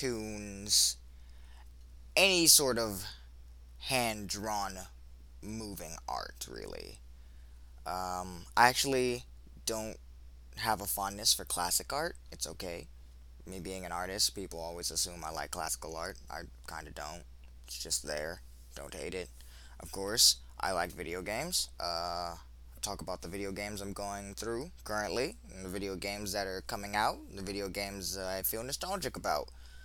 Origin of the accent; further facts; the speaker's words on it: United States; I'm an American male, I am an African American male, and I am between the ages of 23 and 32.